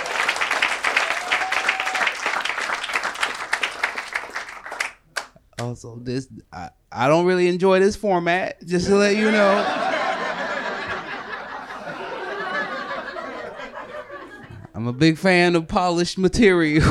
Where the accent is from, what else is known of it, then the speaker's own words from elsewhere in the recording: the Northwest, Pacific Northwest, United States; from the Northwest like myself